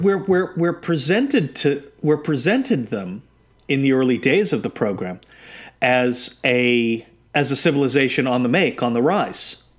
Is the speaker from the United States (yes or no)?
yes; New England, United States; I was born in New England